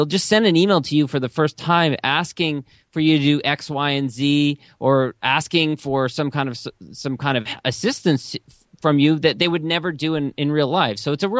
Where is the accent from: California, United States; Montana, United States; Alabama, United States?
California, United States; Los Angeles; One, after graduating, I was from Los Angeles.